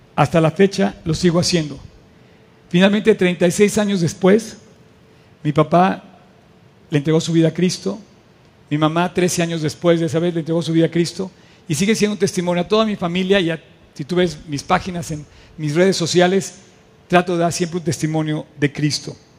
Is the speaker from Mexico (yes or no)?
yes; Mexico; como mexicanos